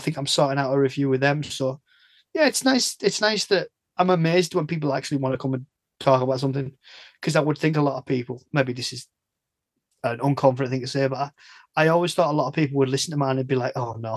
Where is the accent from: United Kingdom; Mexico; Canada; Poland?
United Kingdom; the north of England; I'm from the North